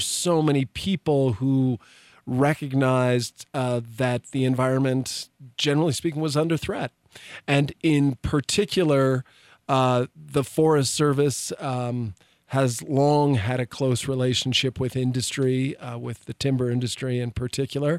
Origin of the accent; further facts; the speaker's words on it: Washington, District of Columbia, United States; moved away as an adult; also born or lived in Colorado Springs, Colorado; now in Santa Fe, United States; I grew up in the very wild urban landscape of Washington, D.C.